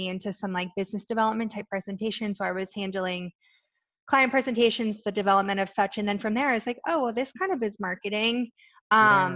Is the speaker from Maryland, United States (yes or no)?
yes; Western Maryland, United States; now in Annapolis, United States; I grew up in Western Maryland.